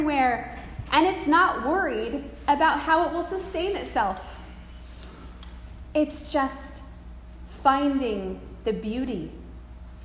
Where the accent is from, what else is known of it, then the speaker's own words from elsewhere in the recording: Pacific Northwest, United States; Growing up in the Pacific Northwest, I remember as a child seeing the shock of the beautiful yellow flowers in the center of the skunk cabbage on the property lining the Chehalis River where we grew up